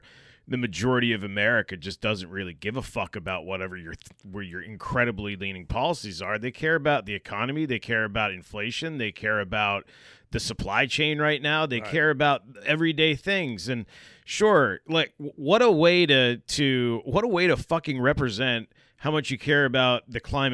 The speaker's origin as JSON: {"language": "English", "town": "Gorham", "region": "Maine", "country": "United States", "tie": "born or raised there", "said": "I grew up in Gorham, Maine"}